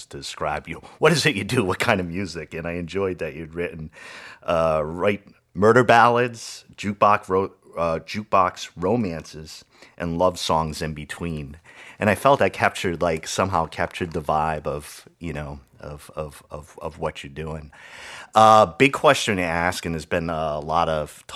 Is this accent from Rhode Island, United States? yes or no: yes; Rhode Island, United States; I grew up in Rhode Island, so I'm a northerner, Yankee